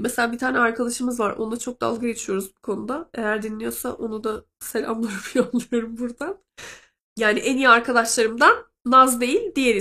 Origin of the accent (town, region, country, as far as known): Black Sea Region, Turkey; moved away